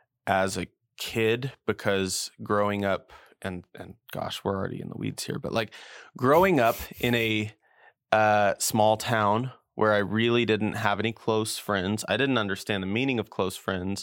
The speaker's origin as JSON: {"language": "English", "region": "New Mexico", "country": "United States", "also_born_or_lived": "Indiana", "said": "I'm from New Mexico."}